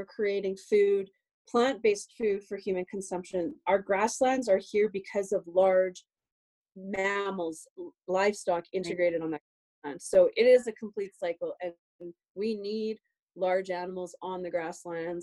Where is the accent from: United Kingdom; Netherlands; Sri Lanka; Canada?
Canada; we're Canadian